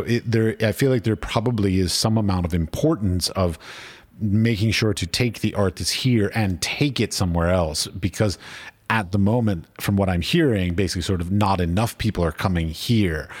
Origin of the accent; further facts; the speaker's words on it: Washington, District of Columbia, United States; I grew up in Washington, D C